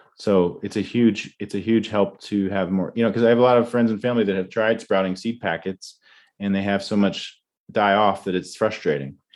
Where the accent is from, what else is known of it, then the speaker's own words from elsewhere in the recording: Tidewater region of Virginia, United States; moved away; I grew up in Tidewater region of Virginia